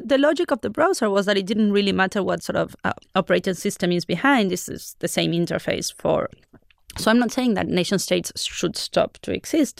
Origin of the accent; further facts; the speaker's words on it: Argentina; I come from Argentina